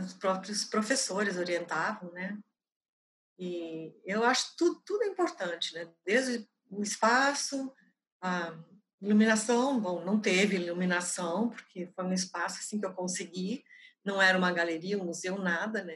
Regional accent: Novo Hamburgo, Rio Grande do Sul, Brazil; Nasci em Novo Hamburgo, uma pequena cidade do Rio Grande do Sul, bem próxima de Porto Alegre.

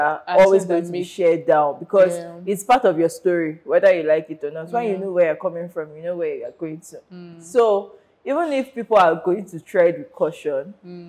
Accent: Nigeria; life as a Nigerian is hot.

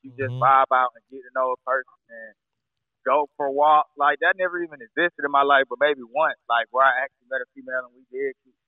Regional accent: Atlanta, Georgia, United States

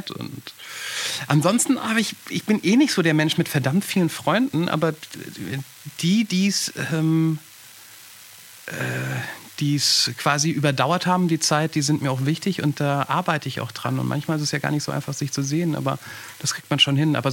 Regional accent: Germany

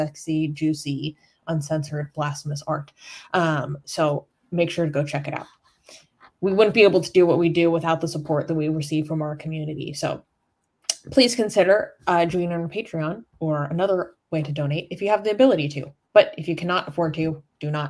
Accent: United States; I'm an American

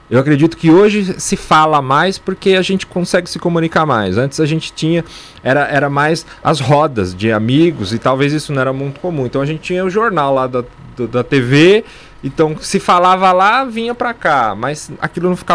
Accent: São Paulo, Brazil; born there; São Paulo.

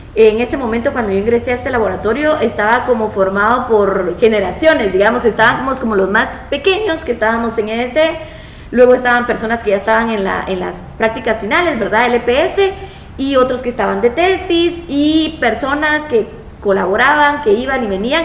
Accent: Guatemala; also born or lived in Brazil; yo salí de Guate

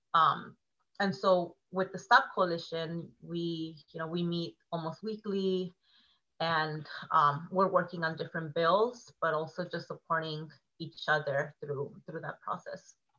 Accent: Oceanside, California, United States; I'm from Oceanside, which is oh, North County, San Diego, throwing up the O.

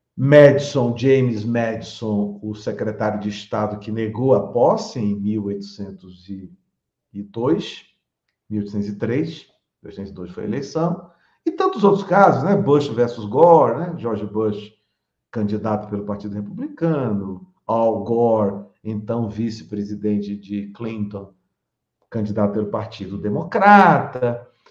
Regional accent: Salvador, Bahia, Brazil; Eu, eu sou de Salvador, sou, sou baiano

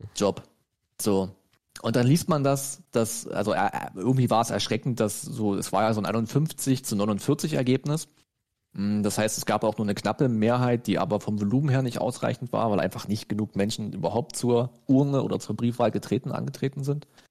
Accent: Germany; wir als Deutsche

